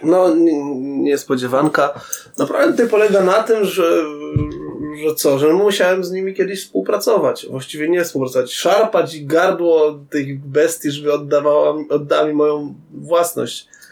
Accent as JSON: {"language": "Polish", "town": "Tarnobrzeg", "region": "Subcarpathian Voivodeship", "country": "Poland", "tie": "born or raised there", "moved": "yes", "said": "pojechałem do rodzinnego Tarnobrzega"}